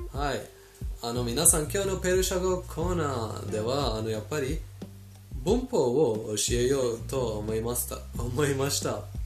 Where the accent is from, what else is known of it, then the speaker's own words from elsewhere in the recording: Iran; 私たちイラン人イランに住んでいるイラン人